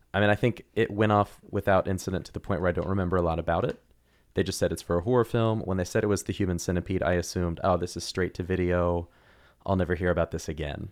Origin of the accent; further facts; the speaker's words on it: Oklahoma City, Oklahoma, United States; moved away; also born or lived in Missouri; I grew up in Oklahoma